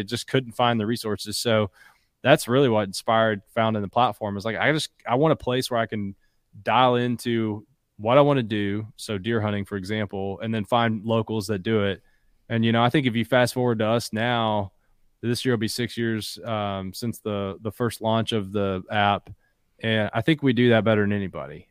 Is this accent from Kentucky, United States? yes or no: yes; Bell County, Kentucky, United States; also born or lived in Harlan, Kentucky; I was born in Harlan, grew up in Bell